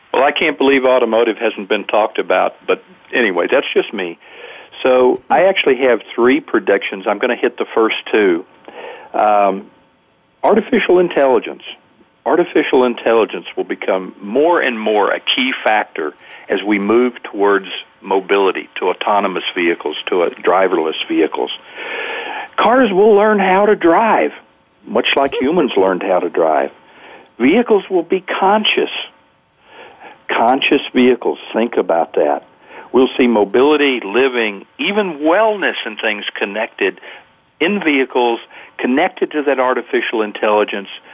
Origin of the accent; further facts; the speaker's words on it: the South, United States; I'm from the South